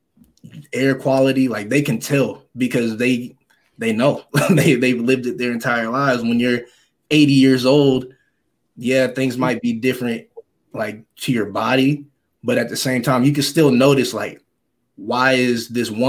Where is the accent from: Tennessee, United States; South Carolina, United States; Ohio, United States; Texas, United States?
Tennessee, United States; also born or lived in Michigan; growing up in Tennessee, but being from Michigan